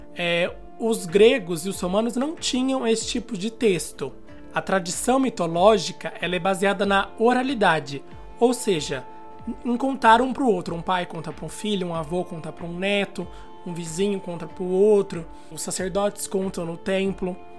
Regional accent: São Paulo, Brazil; eu sou aqui de São Paulo

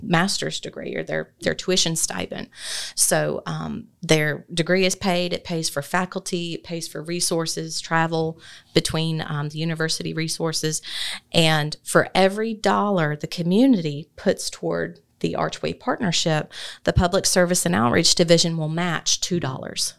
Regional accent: Athens, Georgia, United States; moved away as an adult; also born or lived in Moultrie, Colquitt County; now in Thomson, United States; I was born and raised in Athens

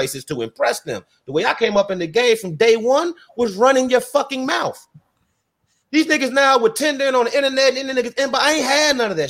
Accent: Broadview, Illinois, United States; also born or lived in Roseland, Chicago; I'm from Broadview

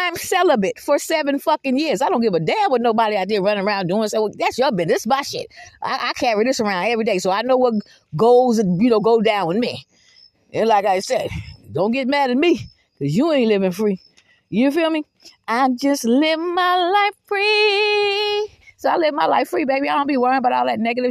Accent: Georgetown, South Carolina, United States; moved away; I haven't lived in Georgetown, South Carolina in fucking 31 years, okay? I don't live in no goddamn Georgetown. I'm from Georgetown

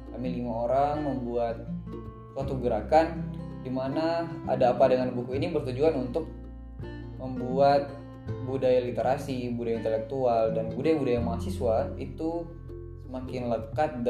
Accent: Jambi, Indonesia; kampung aku lah lebih tepatnya di Kabupaten Kerinci. Nah, kampung baca ini ini ya sekarang sudah masuk ke tahap eh, masih tahap ngumpulin buku. Jadi aku di Jambi ngumpulin teman-teman

